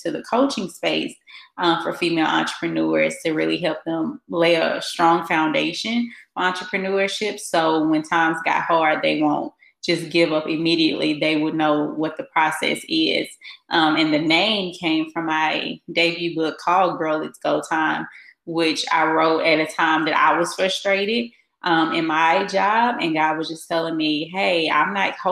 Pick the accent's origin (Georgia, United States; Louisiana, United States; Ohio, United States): Louisiana, United States; Baton Rouge; moved away as an adult; now in Dallas, United States; I am originally from Baton Rouge, Louisiana, and I have been in Dallas for almost 2 years now